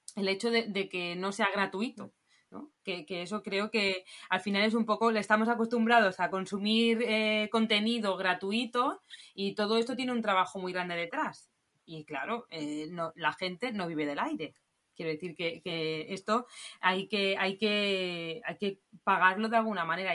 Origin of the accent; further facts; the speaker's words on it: Barcelona, Catalonia, Spain; nosotros somos de Barcelona